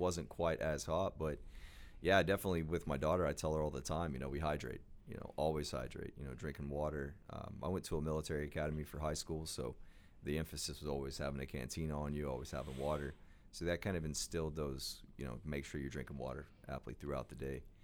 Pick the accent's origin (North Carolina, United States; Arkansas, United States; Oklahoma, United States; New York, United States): Oklahoma, United States; We had a minor league baseball team growing up in Oklahoma called the 89ers